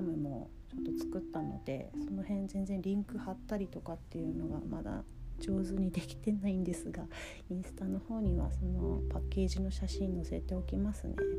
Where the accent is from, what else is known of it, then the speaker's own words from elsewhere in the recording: Kagoshima, Japan; 私の地元がですね鹿児島県なんですね九州にあるんですけれども